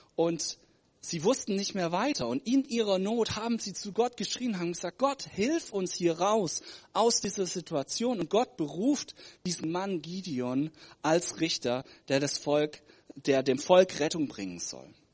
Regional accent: Germany; ich komme aus Deutschland.

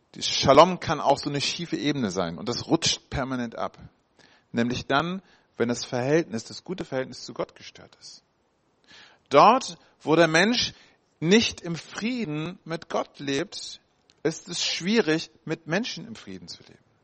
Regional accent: Hamburg, Germany; da komme ich ursprünglich her aus Hamburg, ja mit acht Jahren.

